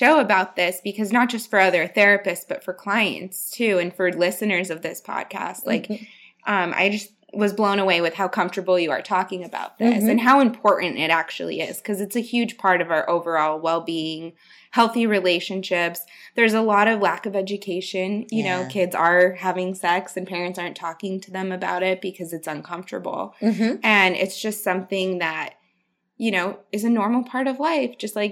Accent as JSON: {"language": "English", "town": "Salt Lake City", "region": "Utah", "country": "United States", "tie": "born or raised there", "said": "I grew up in Salt Lake City, Utah, which is more of a conservative culture"}